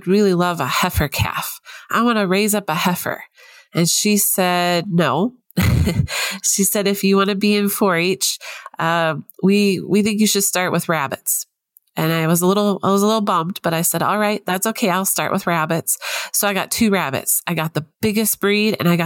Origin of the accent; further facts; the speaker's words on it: Wisconsin, United States; accent: twang; moved away; there might be a little bit of a twang of an accent that I have because I'm originally from Wisconsin